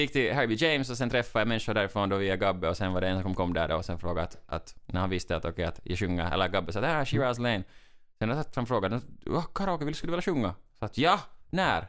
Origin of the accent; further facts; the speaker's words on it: Finland; i Finland säger vi alltid torille, som menar att, att uh, vi, går, vi går till stan, ut på gatan, vet, vi är stolta finnar